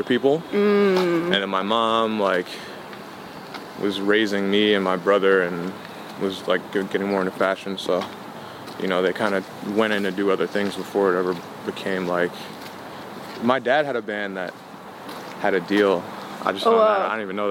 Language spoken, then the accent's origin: English; New York City, New York, United States; also born or lived in Queens; Queens. I lived there till I was about 10, and then I moved to Harlem, grew up there